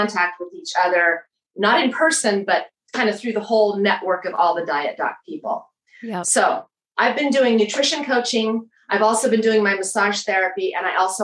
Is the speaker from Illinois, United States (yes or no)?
no; Tucson, Arizona, United States; moved away as an adult; now in Katy, Texas, United States; I'm from Tucson, Arizona.